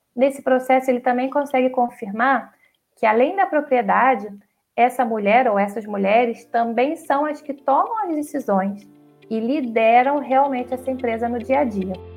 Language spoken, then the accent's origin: Portuguese; Brazil; a gente é brasileiro